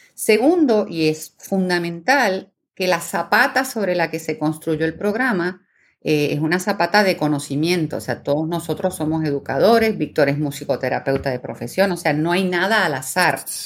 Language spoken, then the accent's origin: Spanish; Puerto Rico; also born or lived in Buenos Aires, Argentina; nací en Buenos Aires, Argentina, pero vivo en Puerto Rico desde el año 76, o sea que prácticamente mi vida entera